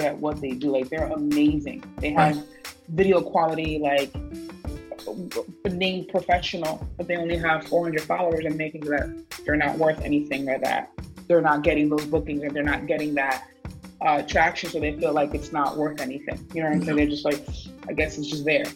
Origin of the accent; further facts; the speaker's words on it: West New York, New Jersey, United States; also born or lived in Ridgefield Park, New Jersey; now in Hackensack, United States; I'm from Ritual Park, but I'm in Hackensack right now. But I'm from West New York